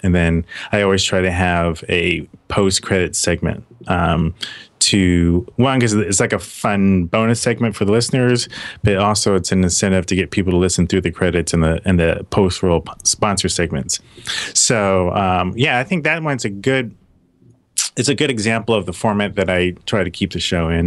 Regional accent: Los Angeles, California, United States; also born or lived in Philadelphia / Atlanta; now in Seattle, United States; I was born in Philadelphia, and so she moved out to Hollywood, California when I was like five or six

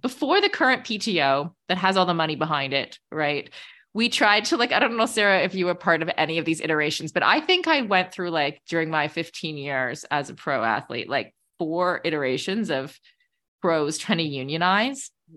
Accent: Canada; also born or lived in Middle East; as a Canadian

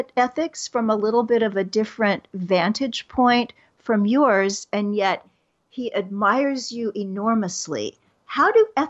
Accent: Kansas City, United States; I worked for a society magazine in Kansas City, my hometown

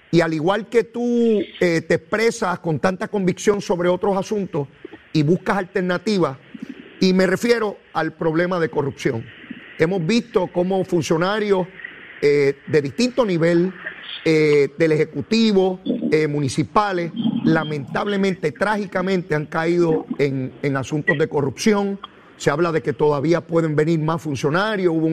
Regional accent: Arroyo, Puerto Rico; y yo soy de Arroyo, ¿Cómo yo no me entero de lo que está ocurriendo allí?

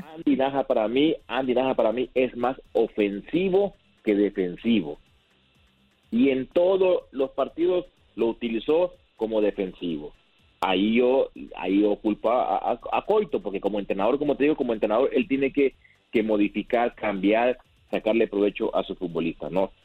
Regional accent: Honduras; como hondureño que soy

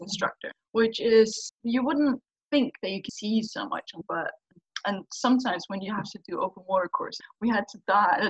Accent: Faroe Islands; I literally grew up by the cliffs of the Faroe Islands

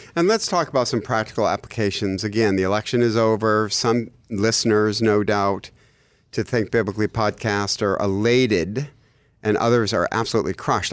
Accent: Michigan, United States; I'm from Michigan

